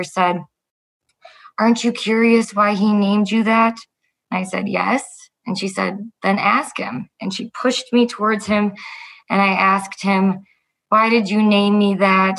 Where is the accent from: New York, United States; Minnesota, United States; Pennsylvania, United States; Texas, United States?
Minnesota, United States; Andover; I grew up in Andover, Minnesota